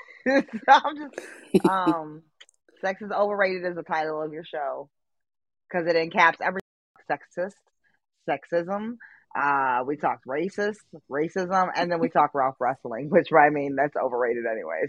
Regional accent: Japan; moved away; I'm from Japan

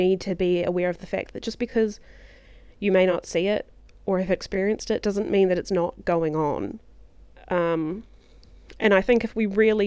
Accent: New Zealand; I'm from New Zealand

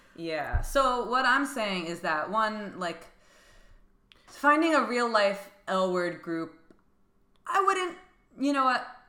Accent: New Jersey, United States; now in New York City, United States; I grew up in New Jersey and I, it, I I lived like an hour away from New York City

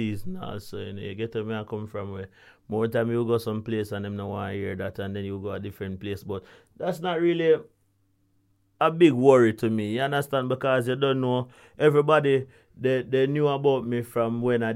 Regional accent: Kingston, Jamaica; I was growing up in Augustown

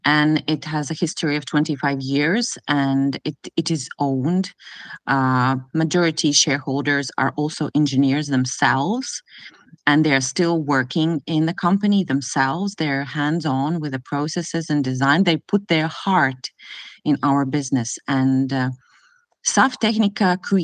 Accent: Latvia; moved away as an adult; now in Kingston, Canada; originally, I was born and raised in Latvia

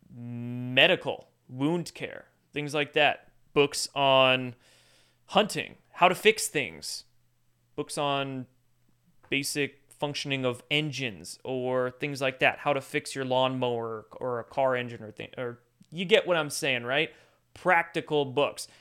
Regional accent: Washington, United States; I grew up in Washington State

